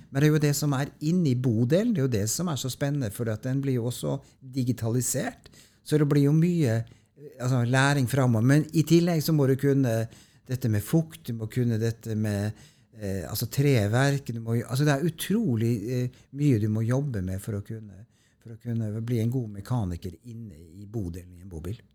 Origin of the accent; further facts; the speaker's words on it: Tromsø, Troms, Norway; moved away; så kommer jeg opprinnelig fra Tromsø, så jeg kom jo fra det høyeste nord